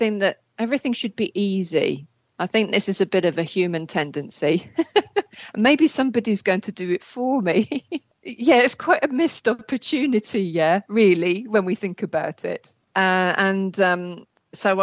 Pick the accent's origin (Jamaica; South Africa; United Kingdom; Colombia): United Kingdom; England; moved away as an adult; also born or lived in Cambridge; now in Krakow, Poland; I was born in England.